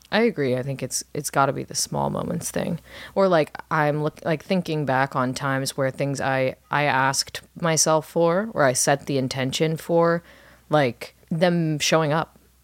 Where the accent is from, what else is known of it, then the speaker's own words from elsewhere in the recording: Orange County, California, United States; my hometown of Orange County, California